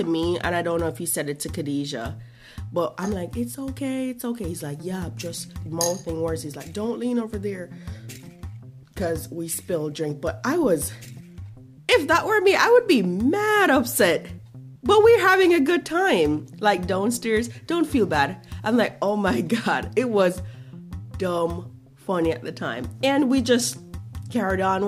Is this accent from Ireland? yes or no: no; Jamaica; moved away; I'm Jamaican